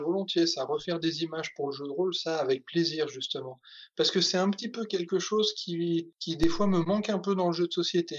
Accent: Provence-Alpes-Côte d'Azur, France; j'ai passé mon enfance en Provence

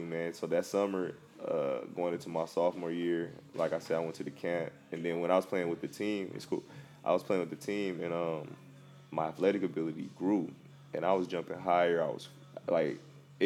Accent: Compton, California, United States; I'm from Compton, and my grandma had foster kids and adopted kids

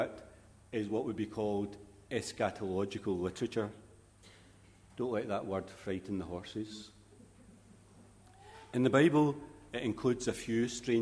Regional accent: Glasgow, Scotland, United Kingdom; As a young boy growing up in Glasgow

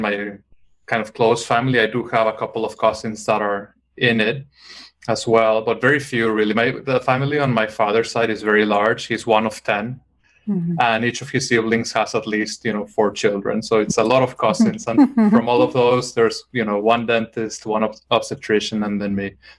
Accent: Mexico; moved away; I grew up in Mexico, so I read a lot of more Latin American literature growing up.

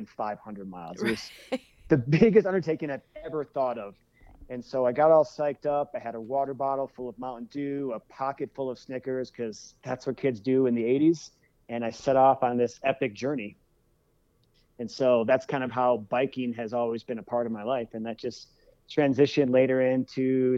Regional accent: United States; also born or lived in Eaton Rapids, Michigan; now in Colorado, United States; I spent half the year in Colorado, half the year in Michigan. And so I was just really fortunate to grow up in two pretty amazing states

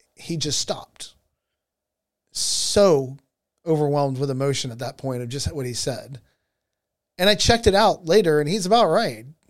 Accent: Georgia, United States; in the state of Georgia, my home state

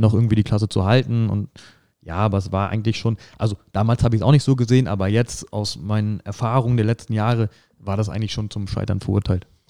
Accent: northern Brandenburg, Germany; moved away as an adult; now in Saarland, Germany; ich komme aus Nordbrandenburg, ähm, haben da einen Großteil äh, unseres Lebens verbracht

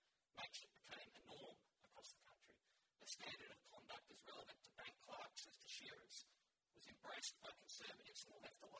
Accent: regional Queensland, Australia; The house that I grew up in regional Queensland

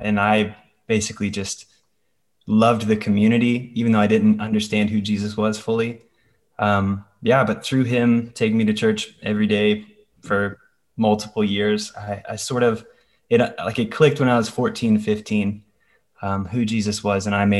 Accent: the South, United States; I grew up in the Bible Belt in America. And so everybody is just, we're born Christian because we're American and this is the South.

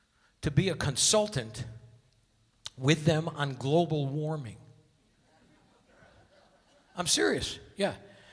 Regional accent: Hartford, Connecticut, United States; now in Las Vegas, United States; my hometown of Hartford, Connecticut.

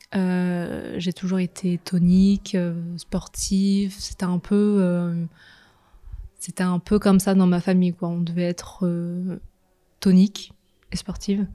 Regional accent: Nantes, Pays de la Loire, France; je suis de Nantes. j'ai vécu toute ma vie à Nantes.

